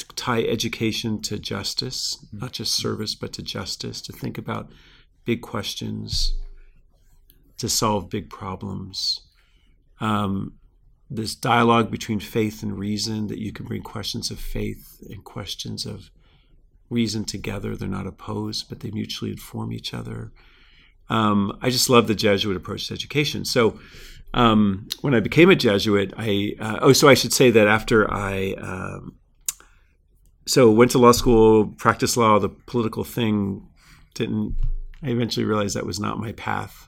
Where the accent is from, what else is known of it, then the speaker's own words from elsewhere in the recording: South Florida, United States; now in California, United States; I grew up in Florida, in South Florida, near the coast